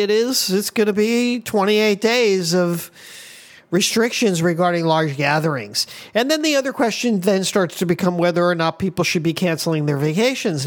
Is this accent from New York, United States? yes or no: no; Miami, Florida, United States; moved away as an adult; now in Hawaii, United States; I'm from Miami.